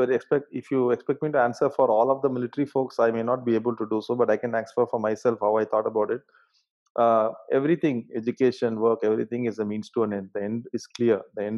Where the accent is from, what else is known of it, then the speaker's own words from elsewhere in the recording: Madurai, Tamil Nadu, India; my hometown Madurai